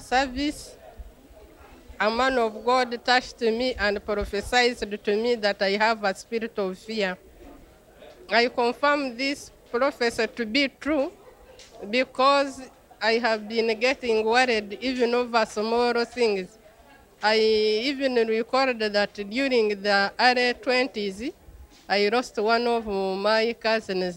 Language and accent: English; Uganda; I come from Uganda.